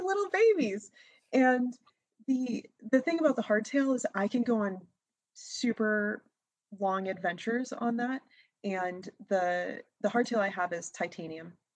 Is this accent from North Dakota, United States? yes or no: no; New Hampshire, United States; also born or lived in Massachusetts; I am from Massachusetts and was born and raised in New Hampshire. So I'm from the northeast of the US